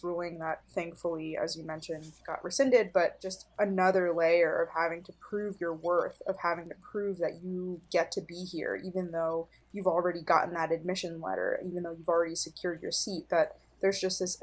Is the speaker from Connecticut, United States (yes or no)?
no; New Jersey, United States; I was born and raised in New Jersey.